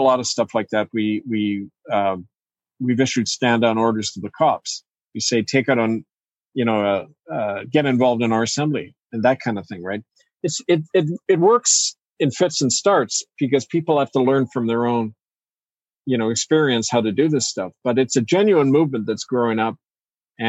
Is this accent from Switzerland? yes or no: no; Canada; As a Canadian